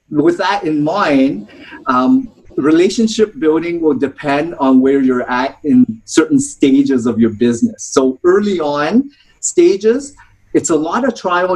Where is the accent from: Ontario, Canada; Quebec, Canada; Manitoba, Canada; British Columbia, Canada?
Ontario, Canada; Toronto; I grew up in Toronto, Ontario